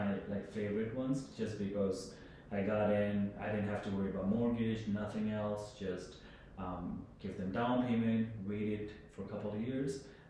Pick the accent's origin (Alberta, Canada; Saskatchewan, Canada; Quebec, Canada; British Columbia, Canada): Saskatchewan, Canada; also born or lived in Ontario; I grew up in Saskatchewan, but I'm actually from Ontario.